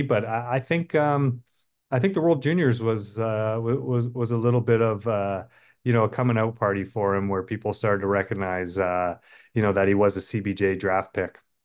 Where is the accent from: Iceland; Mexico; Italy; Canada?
Canada; being a Canadian